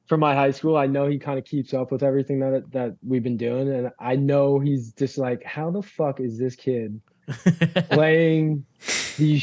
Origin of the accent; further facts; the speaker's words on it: Lindenhurst, New York, United States; Lindenhurst high school kids, like just from my hometown